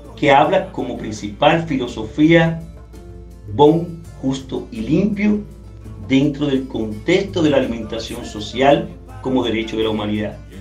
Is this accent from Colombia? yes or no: no; Cuba; now in Rio de Janeiro, Brazil; Nosotros que somos cubanos